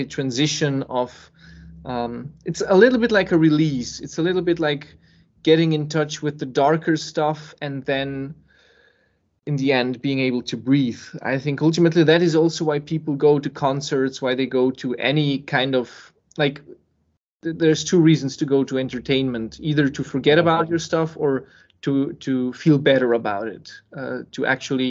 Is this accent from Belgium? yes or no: no; Serbia; moved away; also born or lived in Switzerland; born in Serbia and then I was living in Switzerland